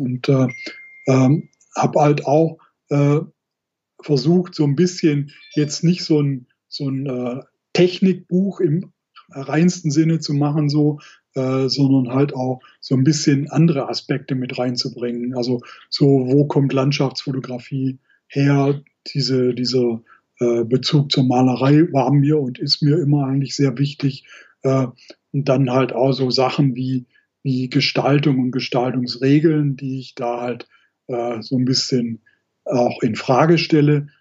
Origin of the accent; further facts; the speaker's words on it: Black Forest, Baden-Württemberg, Germany; ich bin halt viel im Schwarzwald unterwegs, wo ich ja ursprünglich herkomme